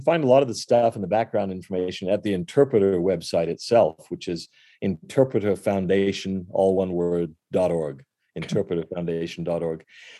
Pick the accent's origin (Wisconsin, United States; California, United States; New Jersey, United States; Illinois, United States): California, United States; One thing I love about growing up in California, where there weren't that many of us, but I had a lot of friends who went to other churches